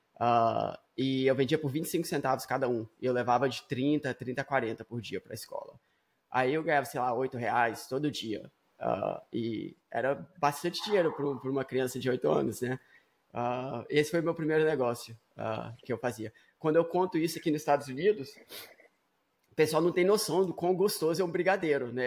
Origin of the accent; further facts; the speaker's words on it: Vitória, Espírito Santo, Brazil; now in United States; eu estava aí no Brasil, eu nasci em Vitória, no Espírito Santo.